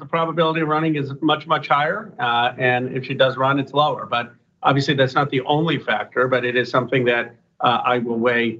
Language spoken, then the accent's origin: English; California, United States; We're both from Northern California. We're both progressive